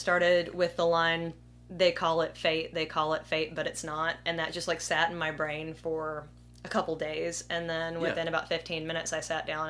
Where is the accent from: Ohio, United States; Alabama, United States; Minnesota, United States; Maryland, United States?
Alabama, United States; Opelika; Opelika, Alabama.